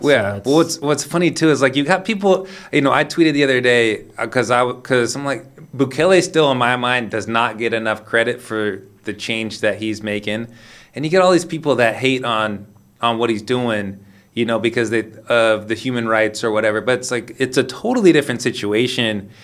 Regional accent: Sacramento, California, United States; moved away; also born or lived in Lisbon, Portugal; I'm from Sacramento, California

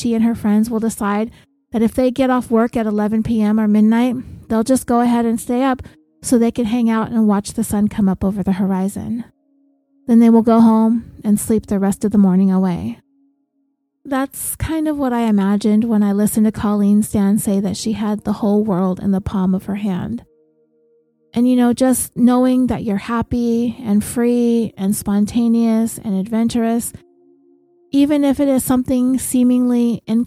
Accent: California, United States; we're from California, so everybody has to have a car.

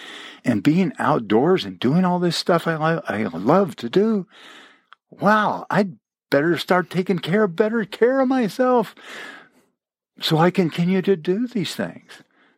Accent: Champaign-Urbana, Illinois, United States; I grew up mostly in Champaign-Urbana, Illinois, on the prairie, where there were no hills, there were no rocks

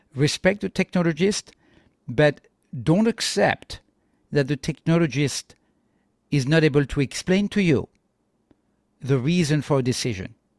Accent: France; I'm from France

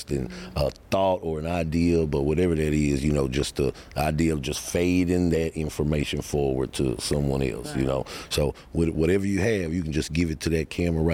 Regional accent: Houston, Texas, United States; I'm from Houston

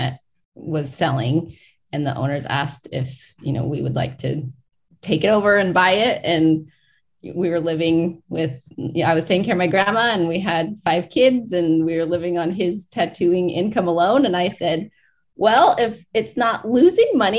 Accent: Hoopa Reservation, California, United States; now in Portland, United States; I grew up on the Hoopa Reservation.

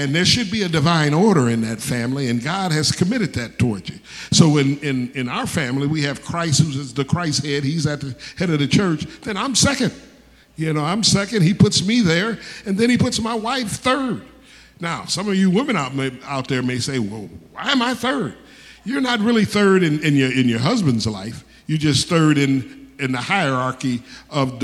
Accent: Detroit, Michigan, United States; I was born in Detroit, Michigan

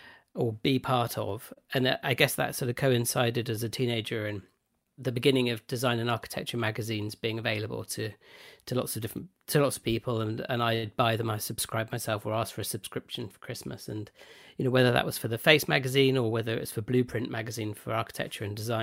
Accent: South East England, United Kingdom; So I grew up in West Oxfordshire, in a relatively small town on the edge of Oxford.

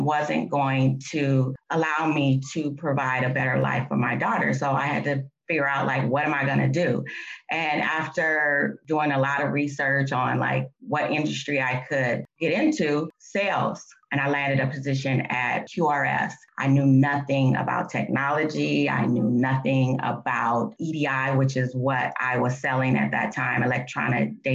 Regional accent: Oakland, California, United States; I grew up in Oakland

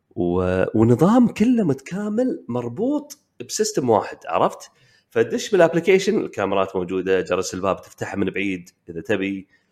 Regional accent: Kuwait; عندنا بالكويت

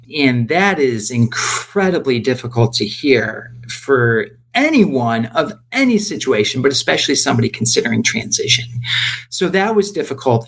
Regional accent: Rochester, New York, United States; moved away as an adult; now in Los Angeles, United States; I am from Rochester, New York, which is a small city about an hour east of Buffalo, and made my way out to California, living here now in the Los Angeles area

